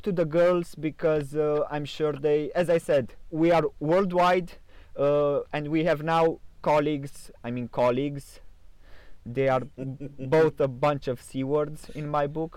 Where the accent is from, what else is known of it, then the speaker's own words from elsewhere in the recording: Sighișoara, Mureș County, Romania; my hometown is also the hometown of Vlad the Impaler